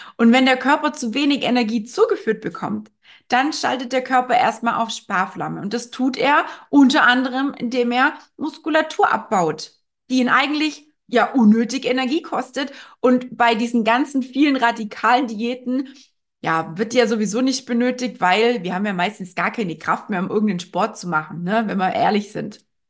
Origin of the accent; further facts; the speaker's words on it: Germany; bei uns in Deutschland